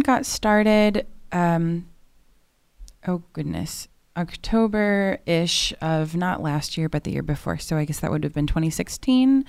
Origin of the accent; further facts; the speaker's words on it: Chicago, Illinois, United States; now in Norman, United States; I'm originally from the Chicagoland area